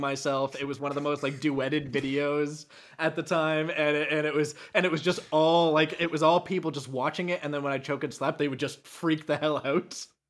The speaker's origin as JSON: {"language": "English", "country": "Canada", "moved": "as an adult", "lives_now": "United States", "said": "I am a Canadian that has just recently moved to America"}